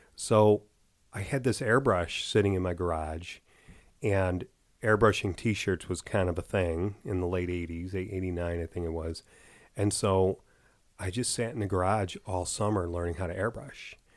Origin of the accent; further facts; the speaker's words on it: Chicago, Illinois, United States; from Chicago